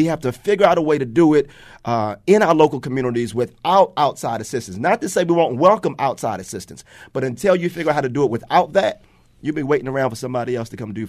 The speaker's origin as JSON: {"language": "English", "town": "Baltimore", "region": "Maryland", "country": "United States", "tie": "born or raised there", "said": "I was born on Edmondson, 1921 West Edmondson Avenue."}